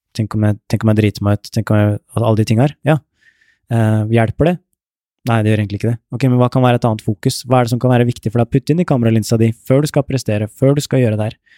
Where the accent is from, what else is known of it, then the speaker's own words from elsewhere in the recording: Ørje, Østfold, Norway; jeg vokste opp et sted i Indre Østfold, et sted som heter Ørje